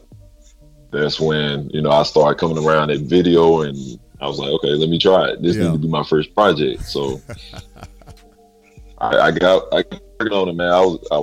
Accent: Jackson, Mississippi, United States; moved away as an adult; now in Houston, United States; I'm from Jackson, Mississippi, dirty south.

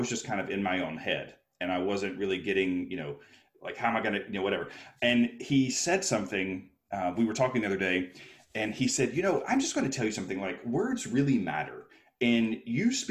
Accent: Alabama, United States; moved away; also born or lived in New York City; I was a little kid from Alabama who got his dream. I moved to New York City to be a performer

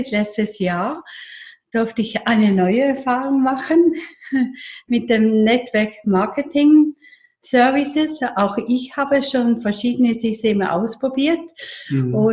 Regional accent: Eastern Switzerland, Switzerland; now in Zürich, Switzerland; Ich bin in der Ostschweiz äh, groß geworden, in, der Nähe vom Bodensee

